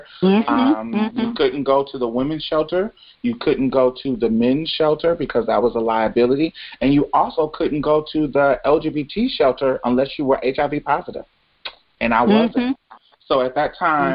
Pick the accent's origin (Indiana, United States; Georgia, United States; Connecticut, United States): Indiana, United States; Indianapolis; also born or lived in Jackson, Mississippi; now in Houston, United States; I'm originally from Indianapolis, but my mm-hmm. family is from Mississippi